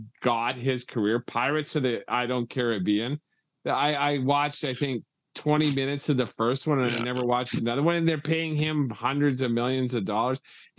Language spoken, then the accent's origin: English; Canada; us Canadians